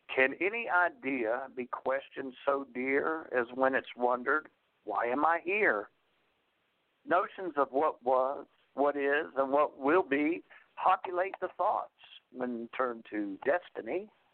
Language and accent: English; Appalachia, United States; I'm an Appalachian outlaw and inspirational poet